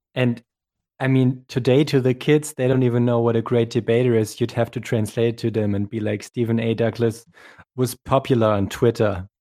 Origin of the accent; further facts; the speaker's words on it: Germany; English is a second language; my home country of Germany